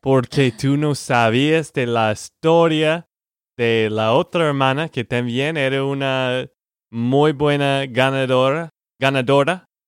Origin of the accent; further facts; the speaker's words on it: Texas, United States; de Texas, Estados Unidos.